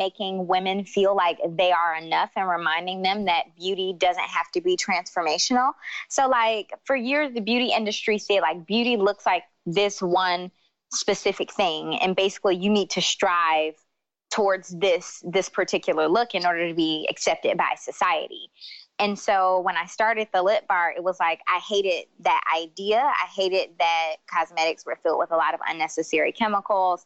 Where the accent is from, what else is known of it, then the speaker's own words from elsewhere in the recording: Detroit, Michigan, United States; moved away as an adult; also born or lived in New York; I grew up in Detroit where the standard of beauty is light skin, long hair